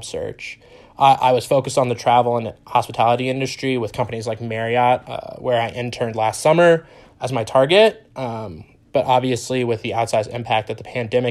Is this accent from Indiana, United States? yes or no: yes; Indianapolis, Indiana, United States; moved away as an adult; now in Ann Arbor, United States; I'm originally from Indianapolis, Indiana, but currently live in Ann Arbor, Michigan